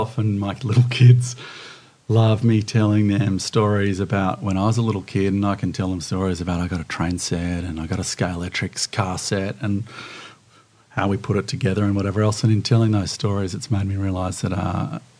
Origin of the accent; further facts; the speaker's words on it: Sydney, New South Wales, Australia; also born or lived in Bondi Beach, Sydney; I grew up in Mossman